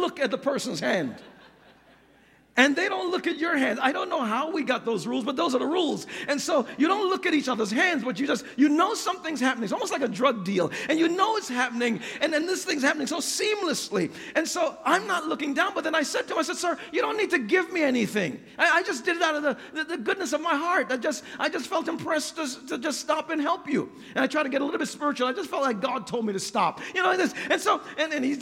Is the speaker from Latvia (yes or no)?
no; New York, United States; I grew up in New York